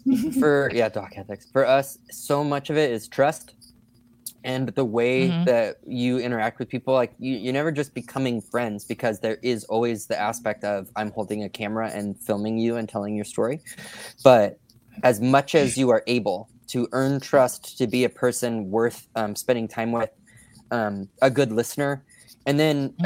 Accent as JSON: {"language": "English", "area": "just south of Sacramento", "region": "Northern California", "country": "United States", "tie": "born or raised there", "also_born_or_lived": "San Diego, California", "said": "I was born down there and spent a lot of adult life there. And I was raised in Northern California, uh, just south of Sacramento."}